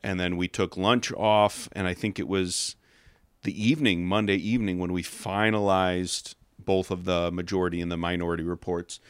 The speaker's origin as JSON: {"language": "English", "town": "Chicago", "region": "Illinois", "country": "United States", "tie": "born or raised there", "moved": "as an adult", "lives_now": "Escalon, United States", "said": "born and raised in the Chicago suburbs"}